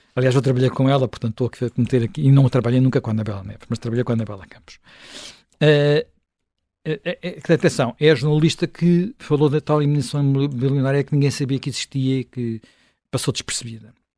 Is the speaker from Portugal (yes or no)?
yes; Portugal; eu sou um português, sou um português contribuinte